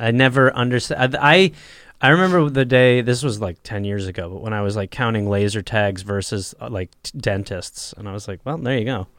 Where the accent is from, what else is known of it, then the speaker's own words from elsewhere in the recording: United States; also born or lived in England; I was raised in America